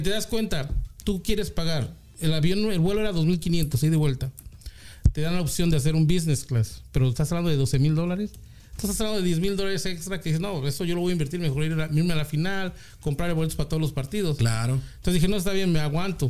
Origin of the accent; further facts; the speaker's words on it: Puebla, Mexico; also born or lived in Mexico City; now in California, United States; nací en el DF, pero ah, me, bueno, mi familia se transfirió a Puebla ah, a, la edad que tenía yo 8 años